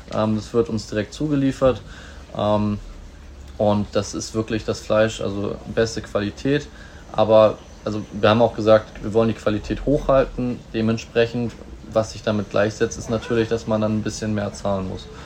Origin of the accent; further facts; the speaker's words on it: Bad Oldesloe, Schleswig-Holstein, Germany; also born or lived in Hamburg; now in Lübeck, Germany; geboren bin ich in Hamburg, aufgewachsen in Bad Oldesloe